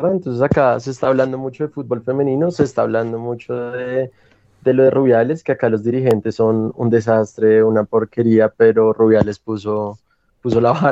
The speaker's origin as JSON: {"language": "Spanish", "region": "Bogotá", "country": "Colombia", "said": "ajiaco es la comida típica acá en Bogotá, de donde yo soy."}